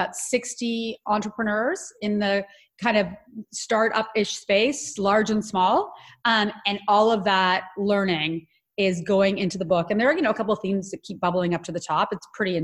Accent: Ottawa, Ontario, Canada; So I'm Canadian. I grew up in Ottawa, Canada

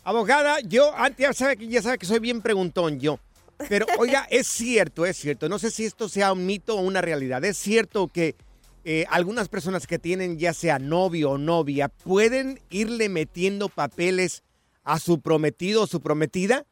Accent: Jalisco, Mexico; yo soy del estado de Jalisco

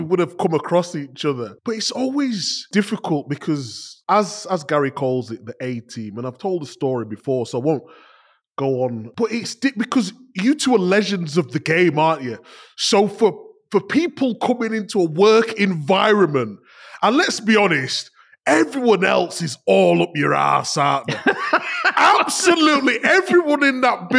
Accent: Leeds, Yorkshire and the Humber, United Kingdom; growing up in Leeds

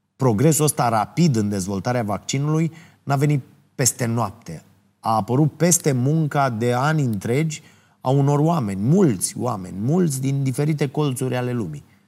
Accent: Ploiești, Prahova, Romania; orașul meu natal, în Ploiești.

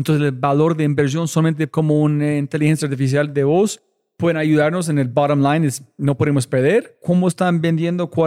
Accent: Bogotá, Colombia; Soy más rolo.

